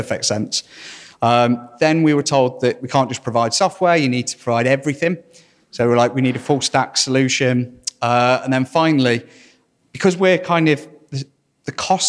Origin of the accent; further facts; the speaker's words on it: Burton upon Trent, East Midlands, United Kingdom; I'm from Burton near Derby